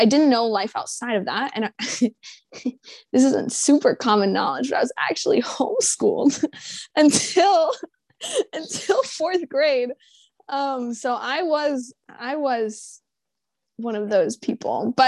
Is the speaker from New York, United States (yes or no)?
no; Jacksonville, Florida, United States; I'm from Jacksonville, Florida